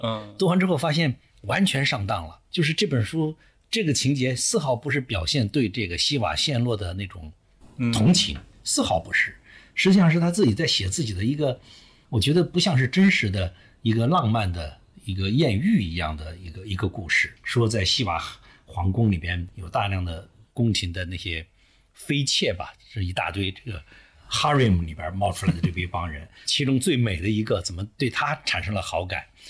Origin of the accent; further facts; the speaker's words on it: China; 作为中国人去读非中国的那个世